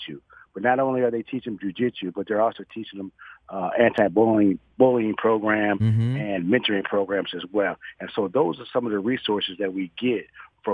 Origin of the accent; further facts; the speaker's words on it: Toledo, Ohio, United States; moved away as an adult; also born or lived in Fort Hood, Texas; now in Dallas, United States; I'm from Toledo, Ohio